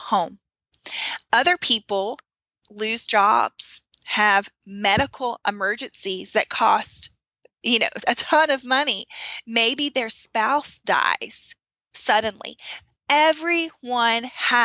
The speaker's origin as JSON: {"language": "English", "region": "the South", "country": "United States", "tie": "born or raised there", "said": "growing up in America, in the South"}